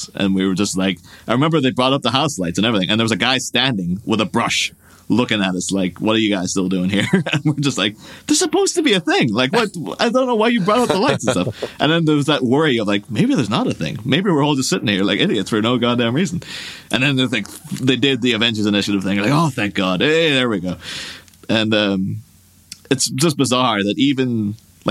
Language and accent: English; Ireland; my hometown in Ireland